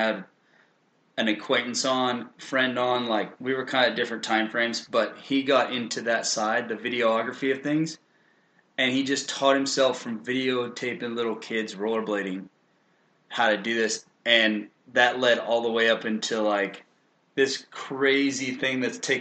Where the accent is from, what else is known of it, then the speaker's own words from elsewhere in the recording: South Padre Island, Texas, United States; I grew up on South Padre Island, like lived there for 27 years.